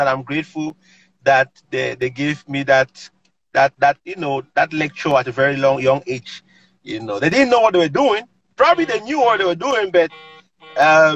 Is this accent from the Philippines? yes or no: no; Cameroon; now in United States; growing up in Cameroon, I helped my parents to run their little business